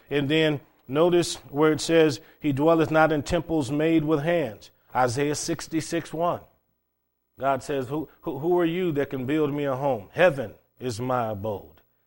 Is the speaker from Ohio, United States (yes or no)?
yes; Cleveland, Ohio, United States; what I had growing up in Cleveland, Ohio in high school.